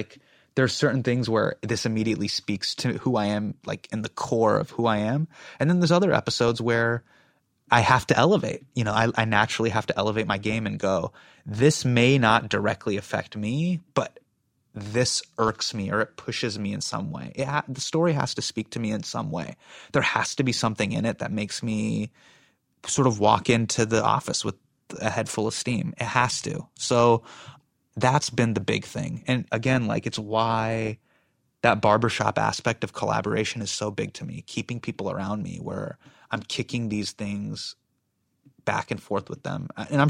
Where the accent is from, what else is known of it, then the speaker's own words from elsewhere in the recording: United States; And, you know, I felt this way growing up in America. Like, I've always felt like an insider and an outsider at the same time.